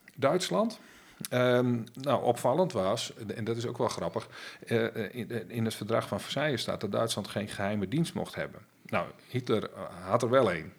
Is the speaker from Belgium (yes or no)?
no; Friesland, Netherlands; als Fries en, en, en Nederlander